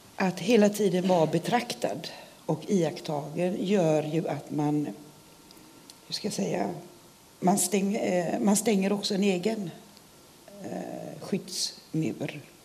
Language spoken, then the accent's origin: Swedish; Sweden; Jag är svensk och jag är stolt svensk